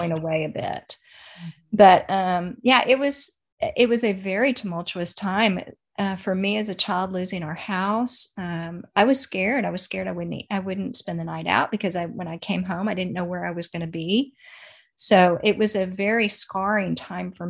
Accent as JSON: {"language": "English", "town": "Dallas", "region": "Texas", "country": "United States", "tie": "born or raised there", "said": "I was born in Dallas, Texas, and my parents were in the nightclub business"}